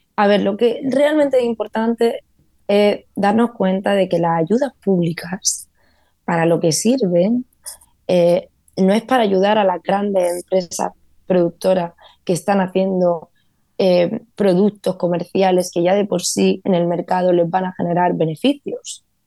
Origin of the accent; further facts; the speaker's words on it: Vega de Granada, Andalusia, Spain; now in Los Angeles, United States; yo crecí en uno de esos pueblos de la Vega de Granada, soy de pueblo